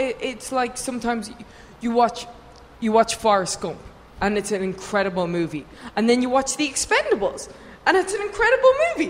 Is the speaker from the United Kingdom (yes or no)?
no; Ireland; I'm from Ireland.